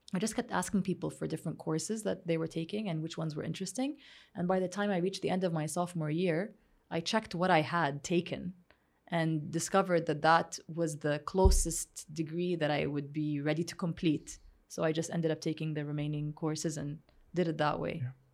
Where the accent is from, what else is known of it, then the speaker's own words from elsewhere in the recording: Saudi Arabia; growing up in Saudi Arabia